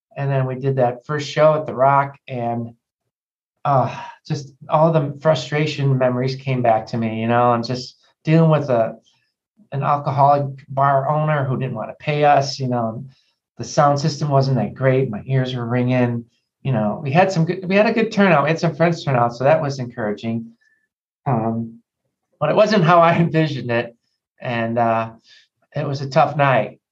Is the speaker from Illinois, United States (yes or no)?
yes; Chicago, Illinois, United States; growing up in Chicago